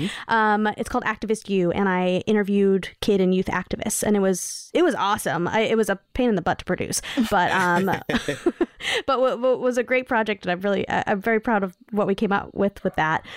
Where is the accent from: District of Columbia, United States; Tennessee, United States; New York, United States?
New York, United States; New York City; I grew up in New York City